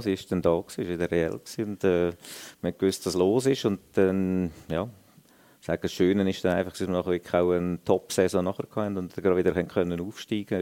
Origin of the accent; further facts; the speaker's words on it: Lucerne, Switzerland; für mich sowieso als Luzerner